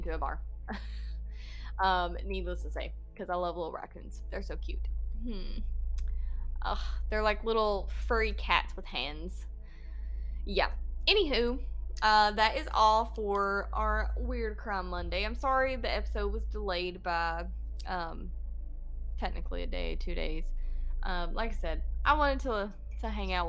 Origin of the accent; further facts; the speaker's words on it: Georgia, United States; accent: Georgia accent; I am from Georgia. This accent that you hear is not fake.